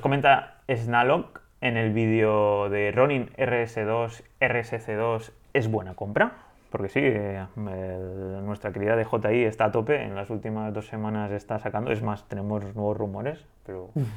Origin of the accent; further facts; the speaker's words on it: Spain; Tala Vieja, a mi pueblo